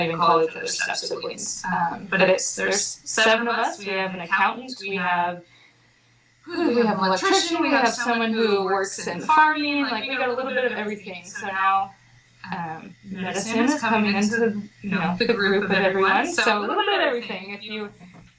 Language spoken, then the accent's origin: English; small town just north of Portland, Oregon, United States; moved away as an adult; also born or lived in Pensacola, Florida; now in Newport, Rhode Island, United States; I'm from the Pacific Northwest, a little small town just north of Portland, Oregon, where I grew up there with my six brothers and sisters